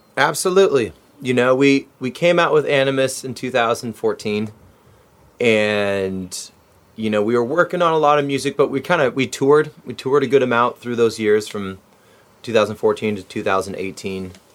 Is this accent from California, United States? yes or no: yes; Orange County, California, United States; also born or lived in Santa Ana; we're down here, Orange County, California